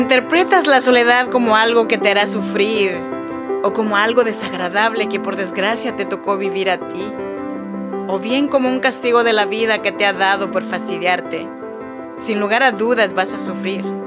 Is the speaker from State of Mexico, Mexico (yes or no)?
no; Chinantec region, Oaxaca, Mexico; now in Sacramento, United States; Yo soy nacida en Oaxaca, México, en la región chinanteca, pero yo vivo y produzco este podcast desde Sacramento, California.